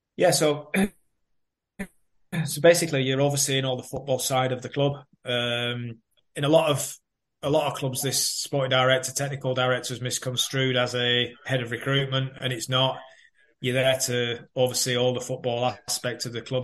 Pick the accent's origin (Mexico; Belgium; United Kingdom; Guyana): United Kingdom; Burnley, North West England; moved away; also born or lived in Manchester / Reading; my hometown Burnley